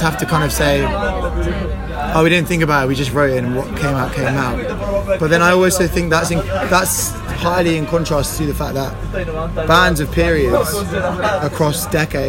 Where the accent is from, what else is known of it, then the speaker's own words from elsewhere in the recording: London, United Kingdom; I'm from London too